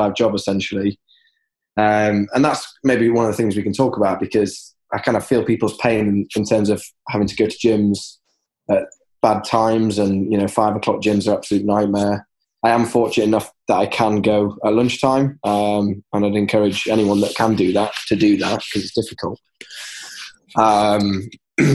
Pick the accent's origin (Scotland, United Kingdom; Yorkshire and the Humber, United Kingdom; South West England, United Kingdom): Yorkshire and the Humber, United Kingdom; I'm from Yorkshire